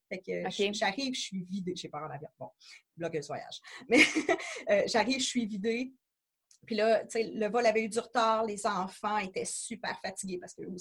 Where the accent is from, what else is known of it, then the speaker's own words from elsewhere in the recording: Quebec, Canada; chez nous à Québec